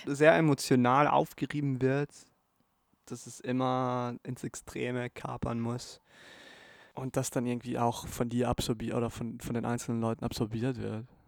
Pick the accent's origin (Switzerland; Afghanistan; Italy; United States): Italy; Bolzano, Trentino-Alto Adige; in Bozen, in meiner Heimatstadt